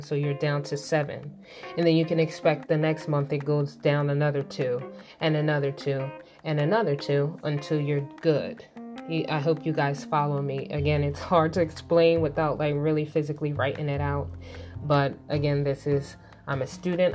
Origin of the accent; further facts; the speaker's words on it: Philadelphia, Pennsylvania, United States; I'm from Philly